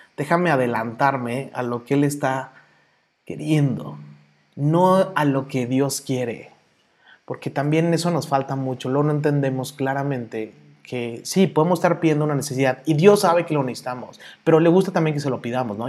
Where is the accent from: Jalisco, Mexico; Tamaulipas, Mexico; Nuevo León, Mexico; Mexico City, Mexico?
Mexico City, Mexico; accent: chilango; also born or lived in Toluca; now in Guadalajara, Mexico; Nací, soy chilango. Ahí sí por el acento de repente se me sale, porque soy chilango